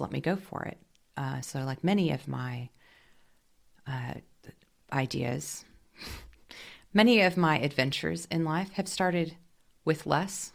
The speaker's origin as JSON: {"language": "English", "region": "Washington", "country": "United States", "tie": "born or raised there", "also_born_or_lived": "New York City", "moved": "as an adult", "said": "where I was from where I was raised in the Northwest in Washington State"}